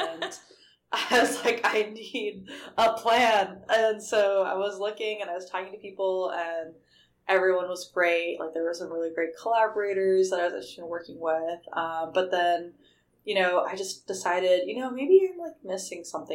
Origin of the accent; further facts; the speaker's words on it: Salt Lake City, Utah, United States; moved away as an adult; now in La Jolla, United States; I grew up in Salt Lake City, Utah, to two immigrant parents